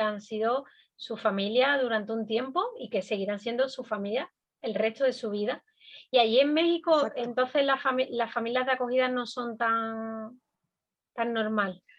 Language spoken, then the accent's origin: Spanish; Andalusia, Spain; now in Canary Islands, Spain; yo vengo de otra comunidad autónoma, desde Andalucía